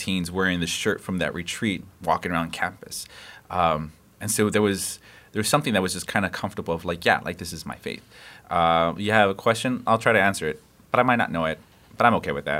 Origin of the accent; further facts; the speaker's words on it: Los Angeles, California, United States; I was born and raised in Los Angeles, and so West Coast kid, right here, West Coast kid.